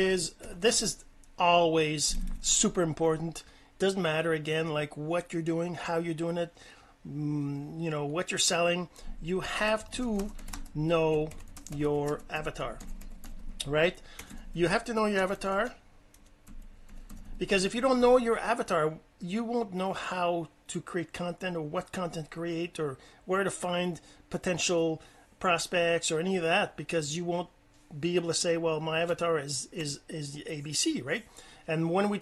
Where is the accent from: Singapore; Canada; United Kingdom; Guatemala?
Canada; I'm Canadian